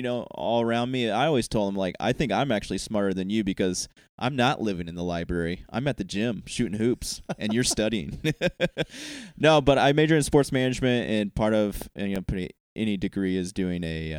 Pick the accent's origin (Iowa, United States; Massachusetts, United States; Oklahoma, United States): Iowa, United States; moved away; I came from Iowa. It's a great place. The great state in the Union, Iowa.